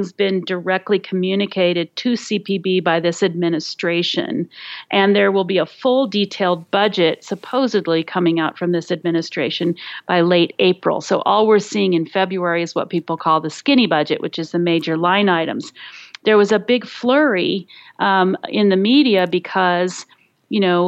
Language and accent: English; Colorado, United States; my home state of Colorado